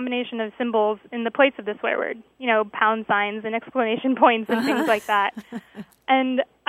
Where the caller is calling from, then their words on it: San Diego, California, United States; I'm calling from San Diego.